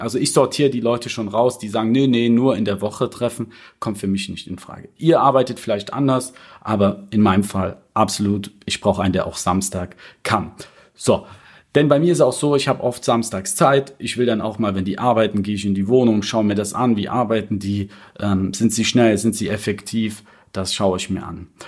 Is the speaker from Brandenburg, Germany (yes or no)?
no; Cologne, North Rhine-Westphalia, Germany; ich komme ja aus Köln